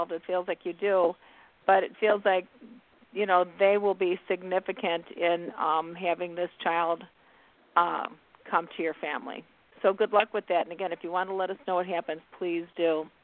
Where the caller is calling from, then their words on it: Nebraska, United States; I'm from Nebraska.